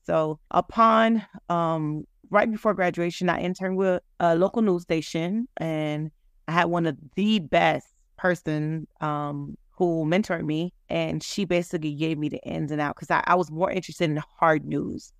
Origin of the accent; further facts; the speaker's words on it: United States; growing up Haitian, American, I was born in America, but my parents obviously were born in Haiti